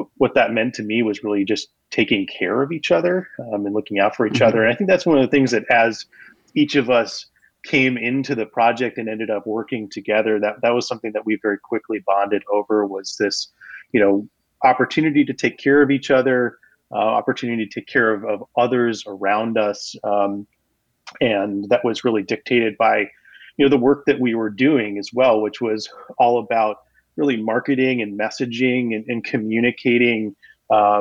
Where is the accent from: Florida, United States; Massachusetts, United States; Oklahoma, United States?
Massachusetts, United States; moved away; I grew up in Massachusetts